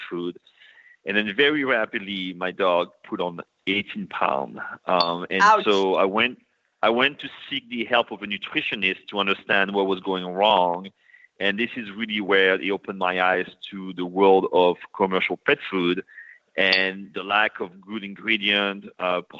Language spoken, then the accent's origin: English; France; moved away as an adult; now in New York, United States; I was born and raised in France, but I've been living in New York for the past 20 years.